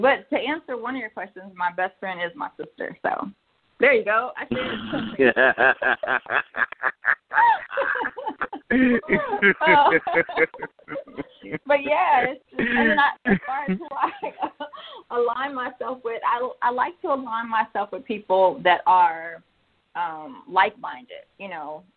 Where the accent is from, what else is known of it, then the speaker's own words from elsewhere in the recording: San Antonio, Texas, United States; moved away; I'm from San Antonio